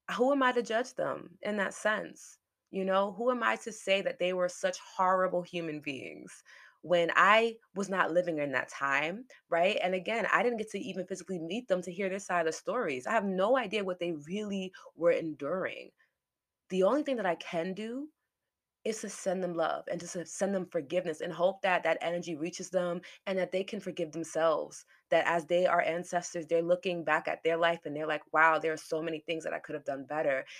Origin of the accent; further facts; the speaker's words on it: New York City, New York, United States; I was born in New York